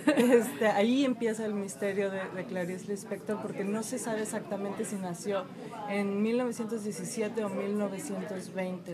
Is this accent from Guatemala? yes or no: no; Mexico; moved away as an adult; now in Chicago, United States; yo soy mexicana, tengo cuatro años aquí en Chicago